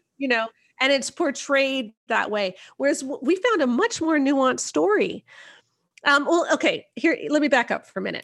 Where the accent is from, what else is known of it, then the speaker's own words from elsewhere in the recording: Canada; I'm not even American, I'm Canadian